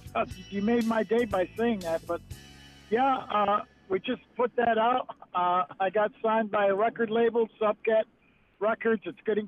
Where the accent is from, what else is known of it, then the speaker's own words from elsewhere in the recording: Onondaga Nation, New York, United States; Well, actually, I'm Oneida Nation, but I grew up on the Onondaga Nation.